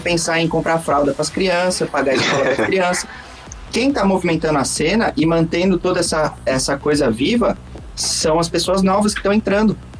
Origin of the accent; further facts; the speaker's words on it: Brazil; sou brasileiro